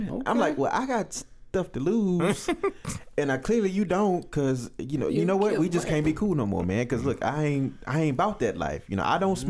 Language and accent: English; California, United States; because, you know, I'm from California. You know, it's gang this and gang that.